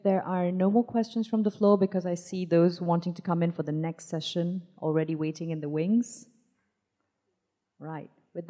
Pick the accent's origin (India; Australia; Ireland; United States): India; moved away; I grew up in India.